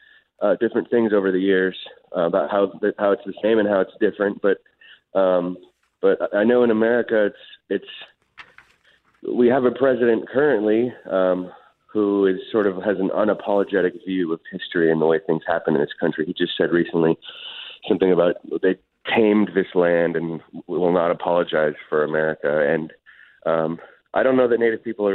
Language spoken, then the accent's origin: English; Oakland, California, United States; I grew up in Oakland, and I worked